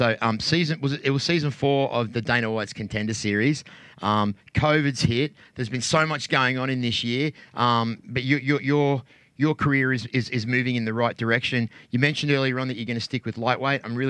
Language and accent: English; Australia; moved away; I'm from Australia